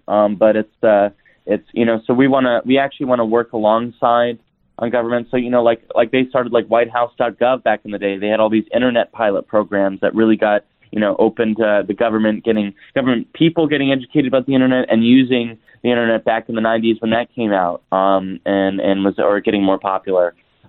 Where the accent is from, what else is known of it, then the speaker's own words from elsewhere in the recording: Idaho, United States; So that's actually, I'm from Idaho.